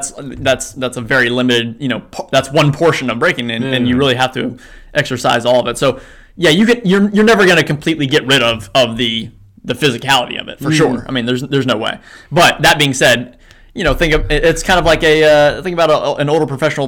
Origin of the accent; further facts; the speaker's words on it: Kentucky, United States; moved away as an adult; also born or lived in Atlanta, Georgia; now in Korea; I was born in Kentucky. Where I grew up